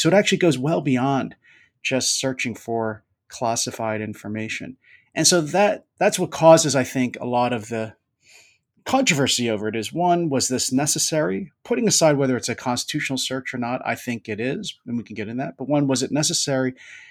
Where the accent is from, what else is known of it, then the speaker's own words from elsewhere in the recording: Philadelphia, Pennsylvania, United States; moved away; Philadelphia, my hometown.